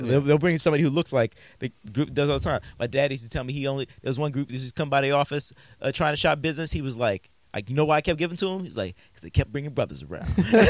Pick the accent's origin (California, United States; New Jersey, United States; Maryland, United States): Maryland, United States; Silver Spring; I'm from Silver Spring, you know what I'm saying? But I hear my ancestors are from Cameroon.